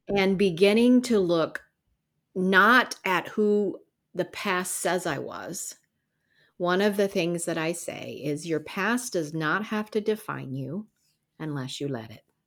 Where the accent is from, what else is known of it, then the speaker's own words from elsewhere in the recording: the South, United States; We grew up in the South